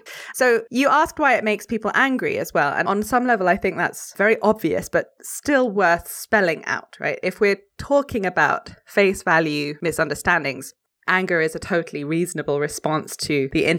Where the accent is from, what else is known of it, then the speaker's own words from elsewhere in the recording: France; I grew up in France.